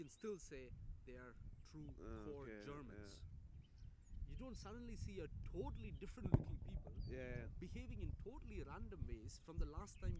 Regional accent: India; I'll say, I'm from India. And they'll say, are you trying to joke? Because I wouldn't look anything like what that part of India would look like, you know, and they wouldn't even trust me if I said that I'm Indian

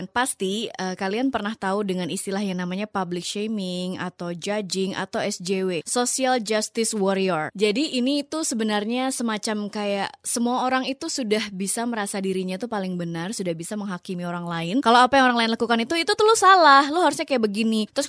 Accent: Sorong, Southwest Papua, Indonesia; moved away as an adult; also born or lived in Yogyakarta; now in Jakarta, Indonesia; gue juga orang daerah. Gue dari daerah Sorong Papua, gue merantau ke Jogja untuk kuliah dan kerja sampai akhirnya gue datang ke Jakarta.

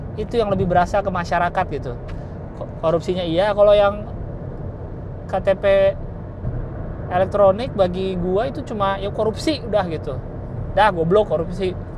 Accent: Jakarta, Indonesia; gua lahir dan besar di Jakarta

